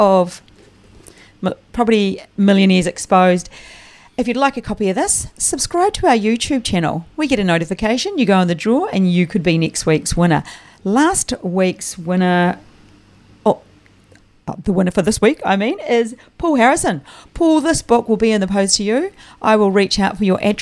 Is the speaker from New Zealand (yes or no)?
yes; New Zealand; now in Australia; as a Kiwi